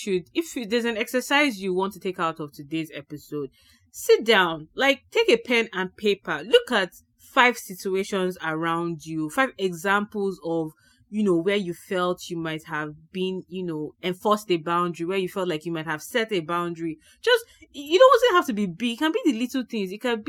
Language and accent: English; Nigeria; now in Canada; As a Nigerian who is very Nigerian and now lives in the Canada, but still has a lot of Nigerian maybe friends and family around you, right?